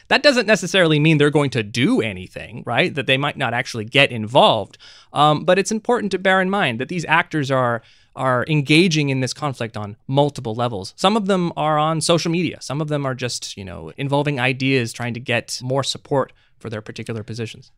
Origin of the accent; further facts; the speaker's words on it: United States; I'm an American national